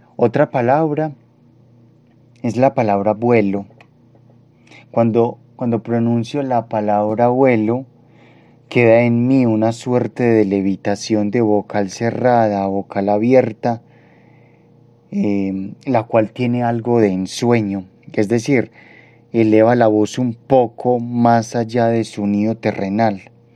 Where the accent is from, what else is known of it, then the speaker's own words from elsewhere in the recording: Medellín, Antioquia, Colombia; Nací en Medellín en 1992.